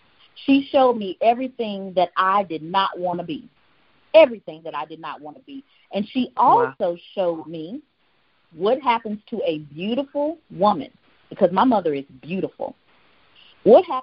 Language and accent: English; Houston, Texas, United States; I grew up in Houston, Texas